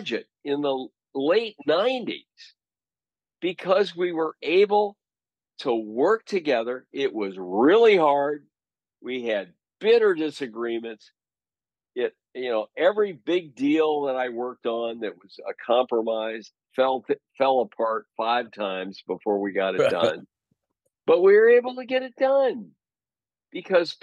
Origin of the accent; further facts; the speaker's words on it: Missouri, United States; I'm from Missouri